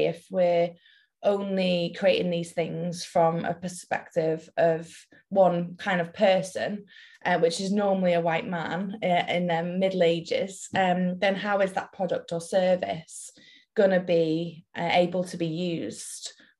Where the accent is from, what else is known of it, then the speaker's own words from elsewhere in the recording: Welsh, Wales, United Kingdom; moved away as an adult; now in Liverpool, United Kingdom; We're based in Liverpool, and I went to uni in Liverpool, but I'm Welsh